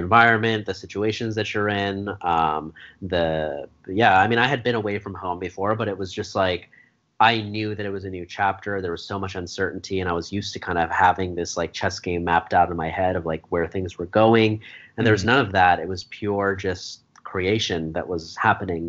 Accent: Eagleville, Pennsylvania, United States; now in Philadelphia, United States; I grew up in Eagleville.

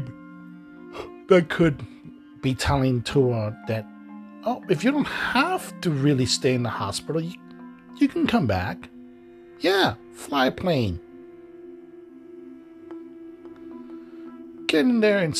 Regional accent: Miami, Florida, United States; I grew up in Miami

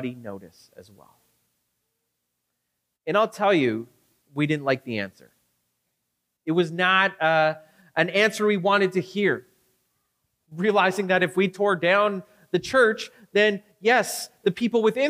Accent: Victoria, British Columbia, Canada; now in Regina, Canada; me being from Victoria

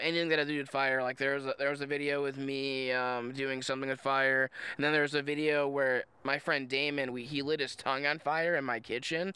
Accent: Indiana, United States; I'm from Indiana

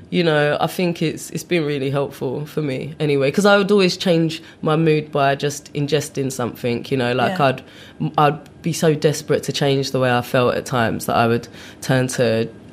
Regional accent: London, United Kingdom; moved away as an adult; also born or lived in Brixton / Putney / Los Angeles; now in New York, United States; I grew up in South London around the time I was 10

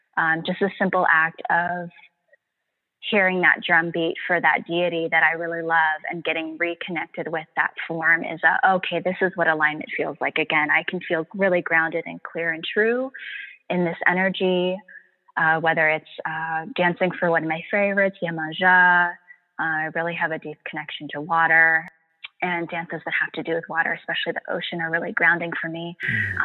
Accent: San Francisco Bay Area, California, United States; I grew up on Ohlone land, the ancestral and unceded lands of the Ohlone peoples here in the San Francisco Bay Area.

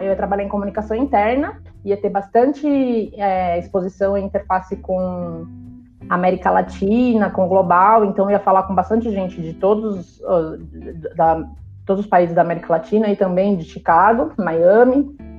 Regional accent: São Bernardo do Campo, São Paulo, Brazil; Eu nunca saí de São Bernardo

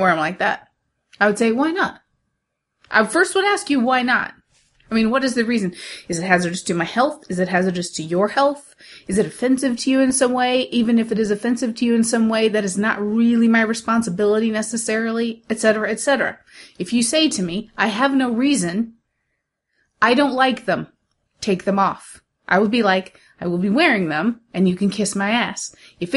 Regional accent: United States; I'm American

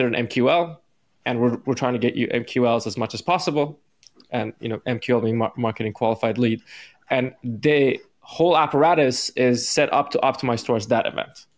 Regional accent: Iran; moved away; because I'm like from the East, I'm from Iran

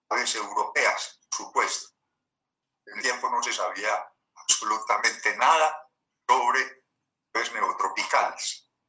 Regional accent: Medellín, Antioquia, Colombia; nací en Medellín 1943.

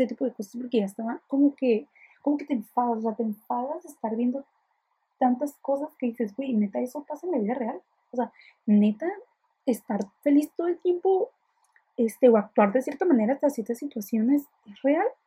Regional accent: Ensenada, Baja California, Mexico; soy de Ensenada

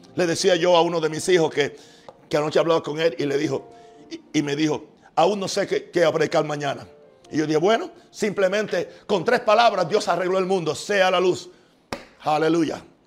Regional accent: United States; soy gringo, no porque soy americano

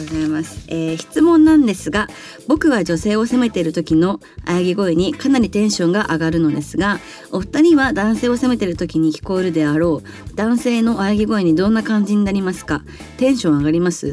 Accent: Kanto, Japan; なんかまあ関東でまあ遊ぶ場所って言ったら例えば渋谷とか新宿とかだったけどでもまあ地元も地元でまあ田舎だと思ってたけど

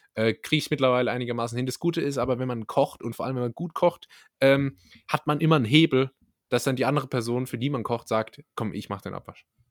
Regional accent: Karlsruhe, Baden-Württemberg, Germany; als Karlsruher

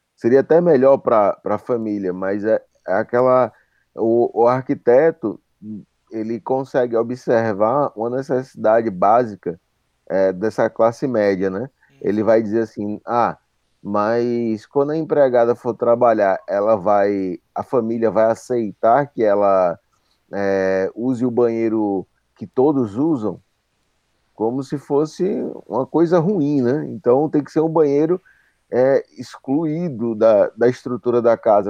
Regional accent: Pernambuco, Brazil; eu sou pernambucano

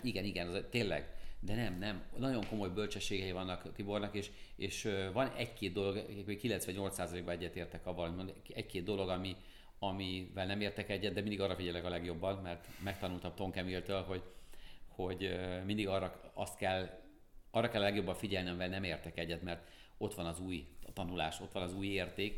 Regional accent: Pécs, Baranya, Hungary; én Pécsi vagyok, és Pécsről jártam minden hónapban Budapestre föl

